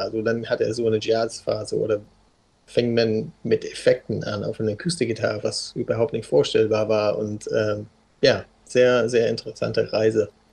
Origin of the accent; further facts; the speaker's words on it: South West England, United Kingdom; German is a second language; also born or lived in Hamburg; now in Berlin, Germany; ich komme ursprünglich aus Südwestengland